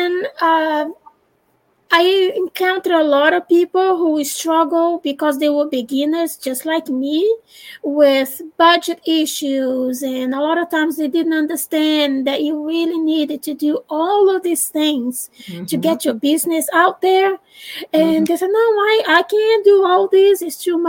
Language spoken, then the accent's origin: English; Brazil; English is a second language; moved away as an adult; now in United States; I'm Brazilian, and I was born in Brazil, and then I moved to the United States some 20-something years ago